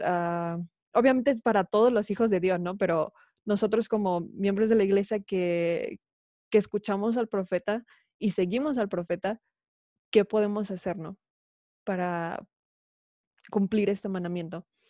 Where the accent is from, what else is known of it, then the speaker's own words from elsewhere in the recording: Mexico City, Mexico; moved away; yo soy de la Ciudad de México, ya, habíamos dicho esto, y obviamente viví toda mi vida, más de, dos décadas ahí